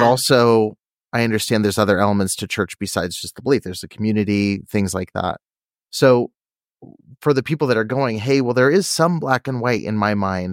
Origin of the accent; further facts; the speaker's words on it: California, United States; I'm from California